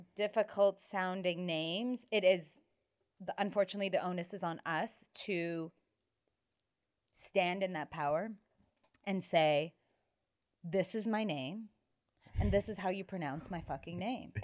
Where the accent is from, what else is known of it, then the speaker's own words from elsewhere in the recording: Toronto, Ontario, Canada; growing up in Toronto